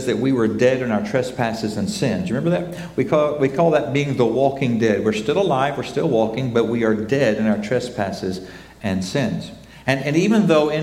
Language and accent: English; United States; Both of us growing up in Oklahoma and Texas